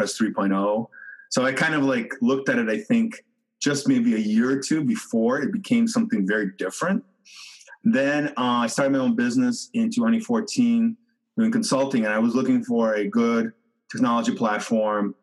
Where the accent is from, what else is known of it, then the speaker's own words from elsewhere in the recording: Detroit, Michigan, United States; moved away as an adult; now in Toronto, Canada; I'm originally from Michigan. I grew up in the Detroit suburbs area